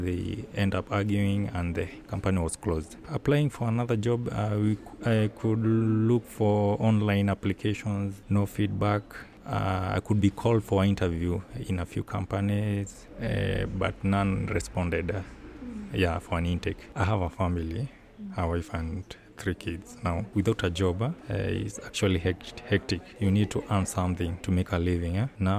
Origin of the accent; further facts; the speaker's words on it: Nairobi, Kenya; I'm from Kenya, Nairobi. I have a barbershop in Nairobi